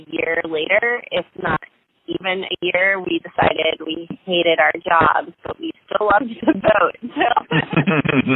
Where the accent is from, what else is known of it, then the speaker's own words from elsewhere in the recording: Los Angeles, California, United States; moved away as an adult; also born or lived in New York City; we're both from Los Angeles